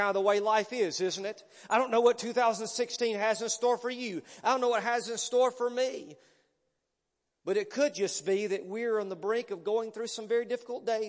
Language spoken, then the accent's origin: English; Pleasant Grove, Alabama, United States; now in McCalla, United States; I'm a Pleasant Grove boy. Matter of fact, I'm so much of a Pleasant Grove boy that I was the Spartan mascot in high school.